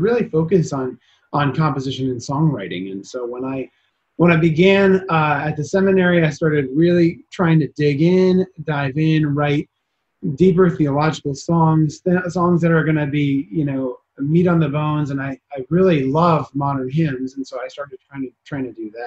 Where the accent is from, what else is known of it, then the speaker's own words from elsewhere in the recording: Hopatcong, New Jersey, United States; moved away as an adult; also born or lived in Covington, Louisiana / Colorado Springs, Colorado; now in York, United States; originally from New Jersey. I grew up in Hopatcong